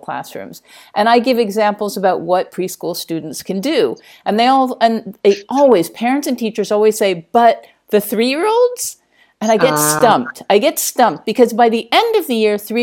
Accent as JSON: {"language": "English", "country": "United States", "moved": "yes", "lives_now": "Spain", "said": "I'm American"}